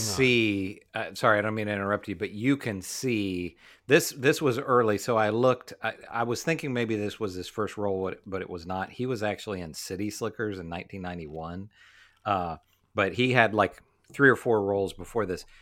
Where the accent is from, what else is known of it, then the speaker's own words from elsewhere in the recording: West Virginia, United States; We grew up in West Virginia.